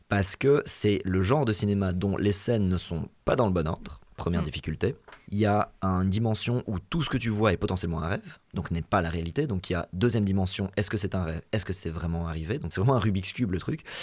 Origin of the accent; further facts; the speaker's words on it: Belgium; chez nous en Belgique